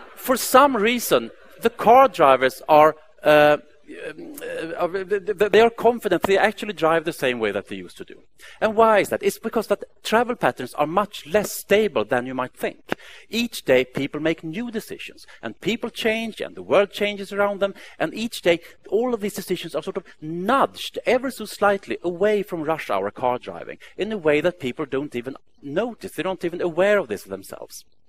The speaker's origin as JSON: {"language": "English", "town": "Stockholm", "region": "Stockholm County", "country": "Sweden", "tie": "born or raised there", "said": "Stockholm, my hometown"}